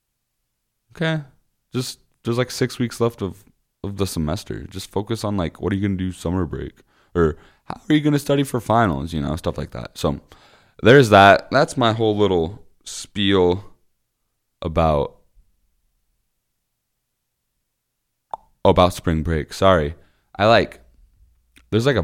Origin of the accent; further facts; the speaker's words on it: Osceola, Iowa, United States; my hometown is called Osceola. It's about 30 minutes south of Des Moines.